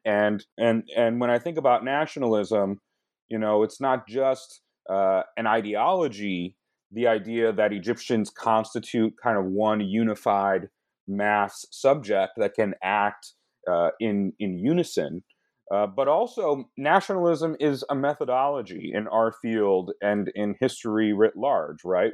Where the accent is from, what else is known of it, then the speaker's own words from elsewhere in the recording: Michigan, United States; I grew up in Michigan